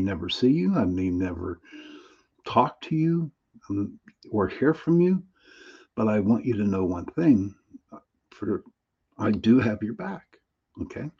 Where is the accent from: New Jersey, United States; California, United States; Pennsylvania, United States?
Pennsylvania, United States; Pittsburgh; I am from Pittsburgh, Pennsylvania. I was the founder of the Pittsburgh Paranormal Society here in Pittsburgh.